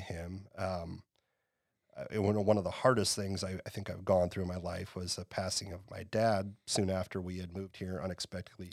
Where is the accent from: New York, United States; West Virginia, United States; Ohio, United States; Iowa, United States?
Iowa, United States; Waverly; now in Iowa City, United States; I am an Iowa native. I grew up in Northeast Iowa in a, a town called Waverly.